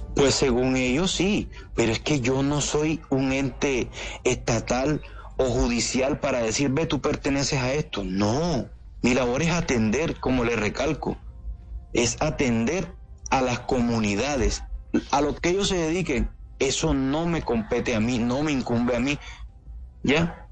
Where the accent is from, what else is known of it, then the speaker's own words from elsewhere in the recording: San Bernardo del Viento, Córdoba, Colombia; Yo vengo de San Bernardo del Viento, donde la economía es pescar, coger cangrejo, cultivar arroz y parte de ganadería